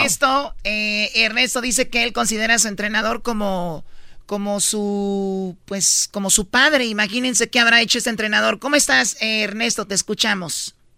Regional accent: Jiquilpan, Michoacán, Mexico; mi pueblo, Jiquilpan, Michoacán.

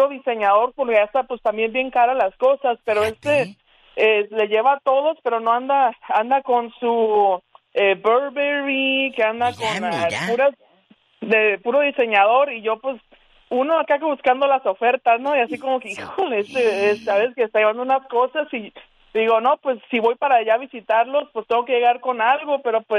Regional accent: Tijuana, Baja California, Mexico; now in Mesa, United States; yo soy mexicana, yo soy de Tijuana

